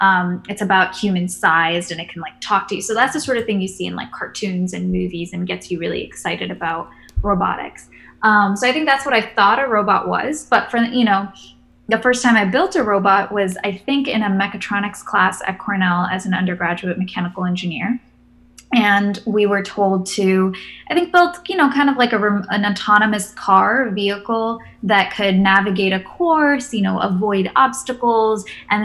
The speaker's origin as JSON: {"language": "English", "country": "Kenya", "tie": "born or raised there", "said": "So probably my very first memories are a child were growing up in Kenya, where both my parents, they're both engineers."}